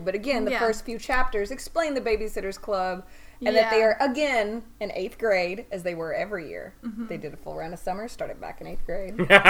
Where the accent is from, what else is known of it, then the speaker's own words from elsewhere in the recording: Kentucky, United States; moved away; I am originally from Kentucky